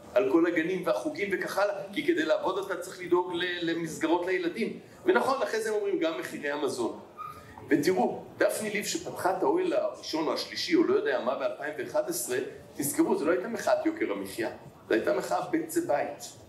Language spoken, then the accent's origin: Hebrew; Tel Aviv, Tel Aviv District, Israel; also born or lived in Jerusalem; אני תל אביבי